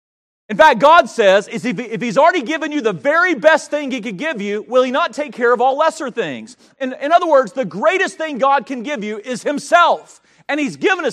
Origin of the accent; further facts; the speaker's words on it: Denton, North Carolina, United States; now in Roanoke, United States; I grew up in Denton, North Carolina